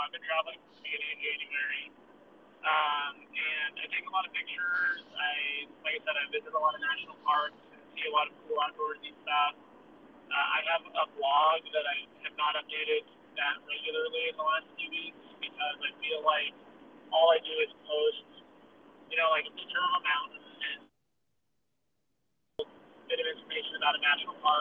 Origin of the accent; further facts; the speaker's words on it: Reno, Nevada, United States; I am from Reno, Nevada